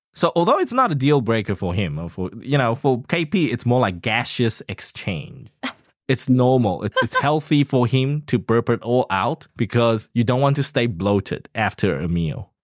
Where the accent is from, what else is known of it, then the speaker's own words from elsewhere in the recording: South Africa; now in Taiwan; I come from South Africa, a developing country.